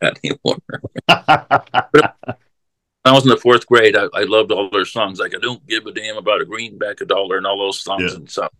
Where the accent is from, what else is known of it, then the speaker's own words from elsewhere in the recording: Los Angeles, California, United States; also born or lived in Seattle, Washington / San Francisco / Reno; now in Mound House, United States; I came up from San Francisco. I was living in Seattle, Washington, and then I grew up in Los Angeles.